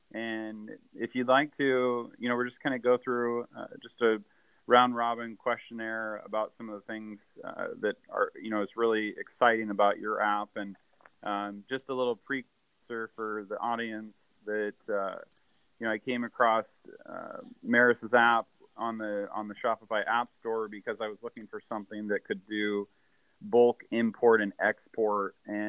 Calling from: Vancouver, Washington, United States; And I'm calling from Washington State. I'm in a little city called Vancouver, not Vancouver, BC, but Vancouver, Washington.

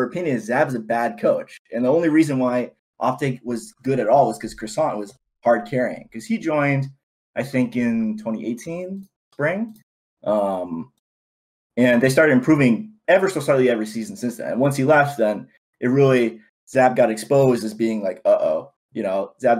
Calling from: California, United States; The Bay Area, California.

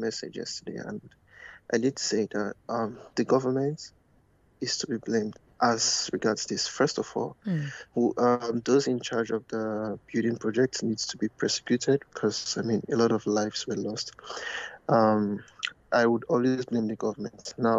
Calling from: Canada

